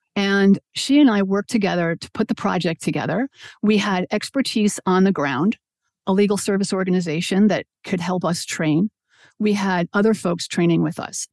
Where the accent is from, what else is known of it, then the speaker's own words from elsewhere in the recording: New York City, New York, United States; I grew up in Brooklyn, New York